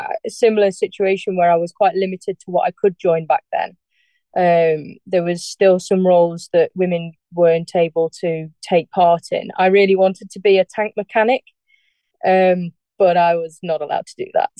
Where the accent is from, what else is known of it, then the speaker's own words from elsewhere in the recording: Darley Dale, East Midlands, United Kingdom; So I was born in Darley Dale, which is a like a cottage hospital that used to be in the Derbyshire Dales